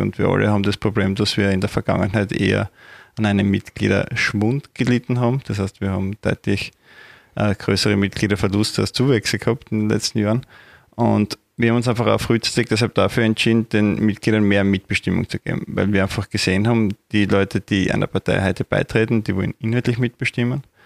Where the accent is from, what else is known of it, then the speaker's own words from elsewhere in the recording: Judenburg, Styria, Austria; moved away as an adult; now in Graz, Austria; bin in der Obersteiermark, genauer gesagt in Junburg aufgewachsen